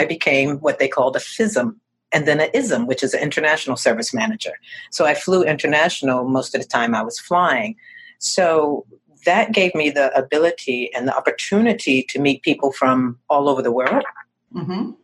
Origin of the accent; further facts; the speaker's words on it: Northeast Corridor of America, United States; moved away as an adult; now in Naples, United States; I'm from the Northeast Corridor of America, which is New York, Connecticut, Philadelphia, Boston, that whole area